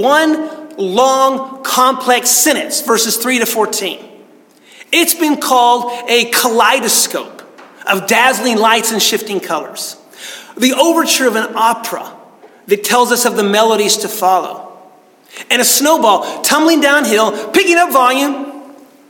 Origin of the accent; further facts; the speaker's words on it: United States; I grew up in the Smoky Mountains